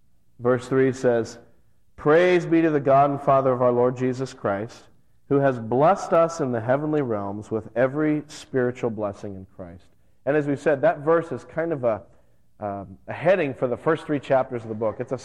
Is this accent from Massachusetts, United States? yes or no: no; Las Vegas, Nevada, United States; now in New England, United States; I grew up out in Las Vegas, and I used to climb the rocky crags around the Vegas Valley